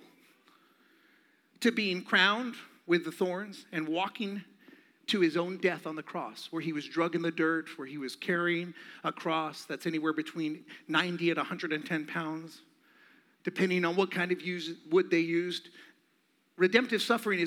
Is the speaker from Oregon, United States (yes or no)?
no; Phoenix, Arizona, United States; I'm from Phoenix, born and raised